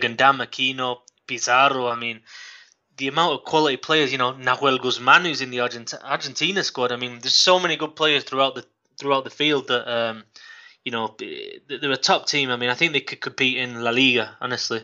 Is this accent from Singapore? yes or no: no; Manchester, North West England, United Kingdom; moved away as an adult; now in Guadalajara, Mexico; I'm from Manchester in England, and I've been here, it's coming on to 8 years now